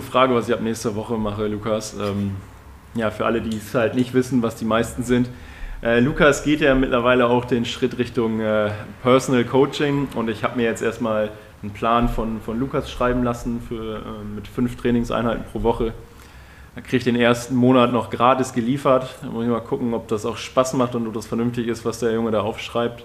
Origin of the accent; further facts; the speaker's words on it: Emsland, Lower Saxony, Germany; moved away; bei uns in meinem Heimatort, äh, im Emsland